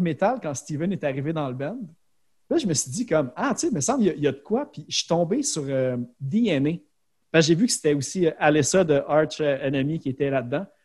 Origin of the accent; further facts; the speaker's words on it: Laval, Quebec, Canada; je viens de Sainte-Dorothée à Laval